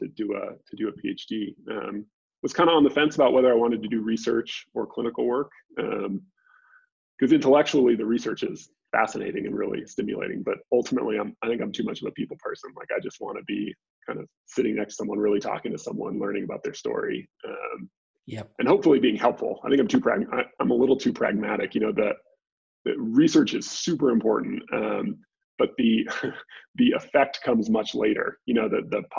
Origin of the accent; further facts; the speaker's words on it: just north of the Bay Area, Northern California, United States; moved away as an adult; also born or lived in Dallas; I'm from Northern California originally, just north of the Bay Area. So I grew up there